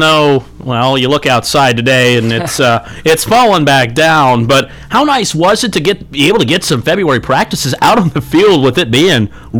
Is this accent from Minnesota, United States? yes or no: no; Northwest Ohio, United States; moved away; I'm from Northwest Ohio, where we got it even worse up there